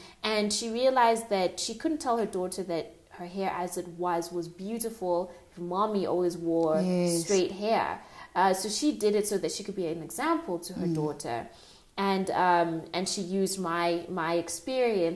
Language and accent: English; Tanzania; moved away; I'm originally from Tanzania